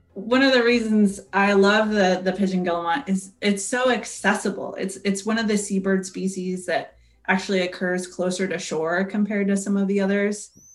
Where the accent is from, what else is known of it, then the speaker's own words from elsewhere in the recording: Seattle, Washington, United States; I grew up in the Seattle area